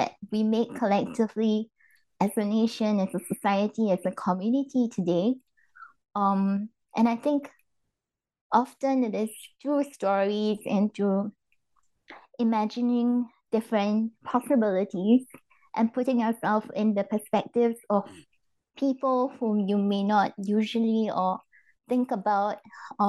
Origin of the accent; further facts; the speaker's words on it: Singapore; moved away as an adult; also born or lived in London; now in Germany; I grew up in Singapore